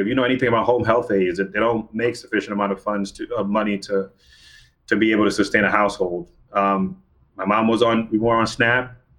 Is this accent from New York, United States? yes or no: yes; New York, United States; when I go to DC, I'm from New York, right?